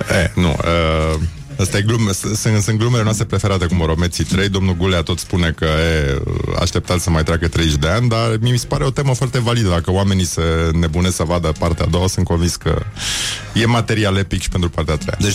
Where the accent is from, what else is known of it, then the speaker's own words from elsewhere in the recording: Brăila, Brăila County, Romania; sigur și eu sunt din Brăila.